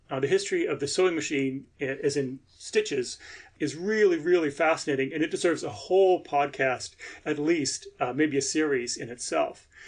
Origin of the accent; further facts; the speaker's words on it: United States; an American who teaches and writes about Victorian literature